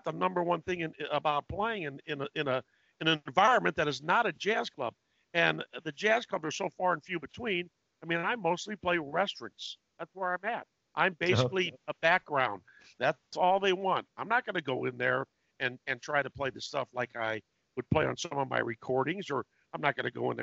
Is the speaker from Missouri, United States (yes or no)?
yes; Columbia, Missouri, United States; also born or lived in St. Louis; my hometown in Columbia, Missouri